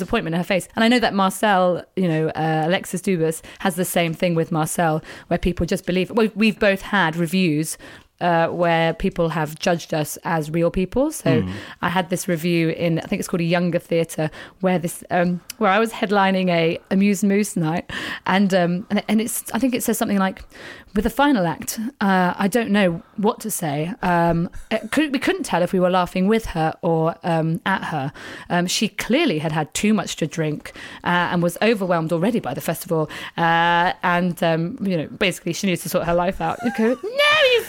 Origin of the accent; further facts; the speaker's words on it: England, United Kingdom; I am actually English.